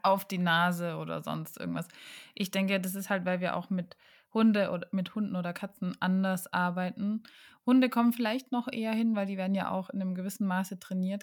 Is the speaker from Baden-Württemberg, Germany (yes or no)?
yes; Karlsruhe, Baden-Württemberg, Germany; moved away; in meiner Heimatstadt Karlsruhe